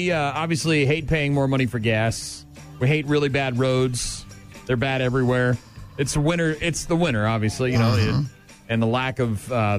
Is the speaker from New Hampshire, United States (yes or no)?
yes; New Hampshire, United States; moved away; my home state of New Hampshire.